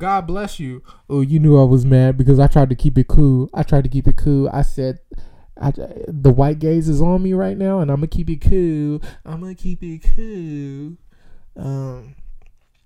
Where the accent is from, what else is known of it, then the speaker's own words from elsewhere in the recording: Sacramento, California, United States; I'm from South Sac, baby. Not Elk Grove. Not Elk Grove at all. I just went to Sheldon my last 3 years of grade school